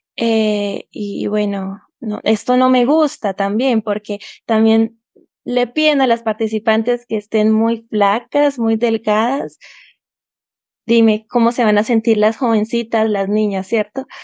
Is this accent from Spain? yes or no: no; Bucaramanga, Santander, Colombia; moved away as an adult; now in Tunja, Colombia; soy de Colombia, vivo en Tunja, Boyacá, queda a dos horas de la capital Bogotá, Colombia. Y acá hace frío todo el año porque la altitud de Tunja es 2.883 metros sobre el nivel del mar, lo que lo hace con una temperatura muy fría. Em, pero nací en Bucaramanga